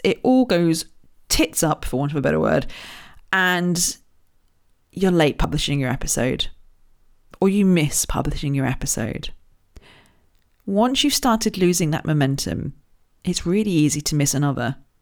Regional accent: Royal Berkshire, South East England, United Kingdom; I was born in Royal Berkshire, just down the road from Windsor

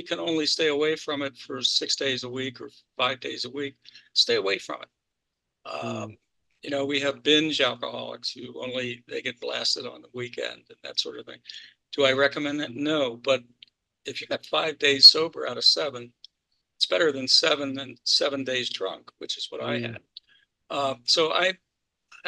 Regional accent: Baltimore, Maryland, United States; I grew up in Baltimore and Maryland

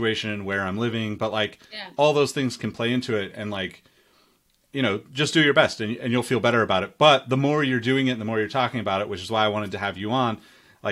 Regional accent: Sacramento, California, United States; growing up in Sacramento, like tomatoes here are like a huge thing

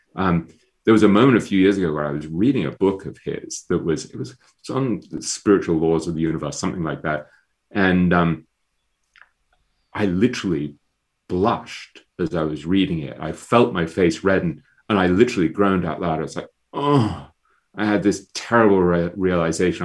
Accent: England, United Kingdom; I'm an English intellectual snob by, by, by training and nature

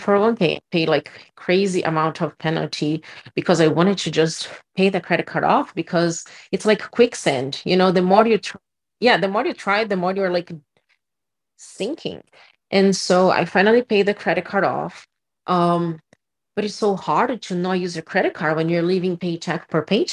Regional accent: Brazil; moved away as an adult; I'm from Brazil and we don't have this concept of credit in Brazil, like it works here. So when I moved here, I was 22

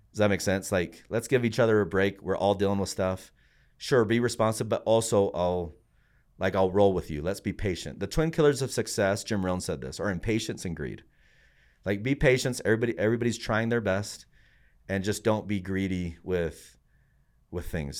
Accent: Puerto Rico; now in United States; I'm from Puerto Rico

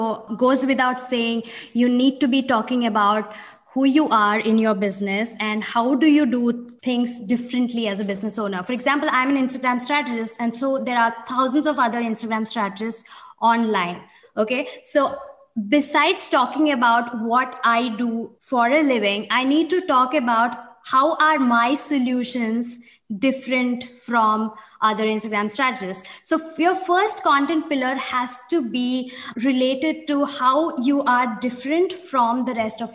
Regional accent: India; moved away as an adult; now in Amsterdam, Netherlands; I'm an Indian based in Amsterdam

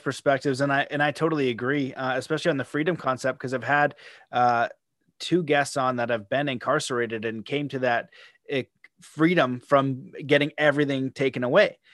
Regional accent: Canada; as a Canadian

